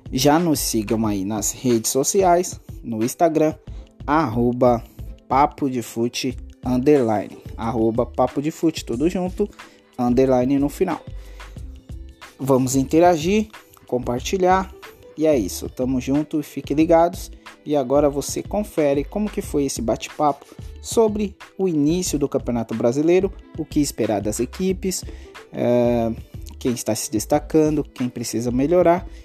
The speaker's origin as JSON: {"language": "Portuguese", "region": "São Paulo", "country": "Brazil", "said": "porque somos aqui de São Paulo, acompanhamos mais o futebol paulista"}